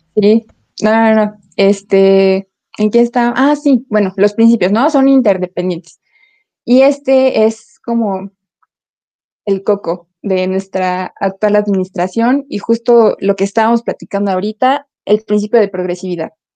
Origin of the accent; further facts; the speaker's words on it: Mexico; nosotros como ciudadanos, como sociedad mexicana